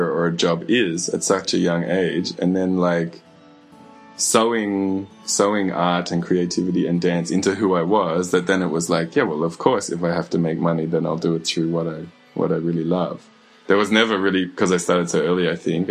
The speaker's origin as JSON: {"language": "English", "town": "Mackay", "region": "Queensland", "country": "Australia", "tie": "born or raised there", "said": "I grew up in Mackay in Queensland"}